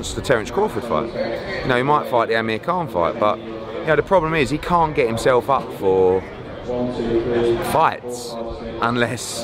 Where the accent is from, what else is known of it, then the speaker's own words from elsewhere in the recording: United Kingdom; we're British